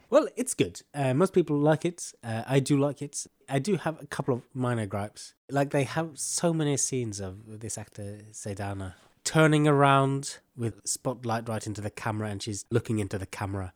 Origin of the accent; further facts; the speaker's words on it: Bodø, Nordland, Norway; I was invited to be artist for a, a jazz festival in my hometown in this beautiful gallery called Bodøgård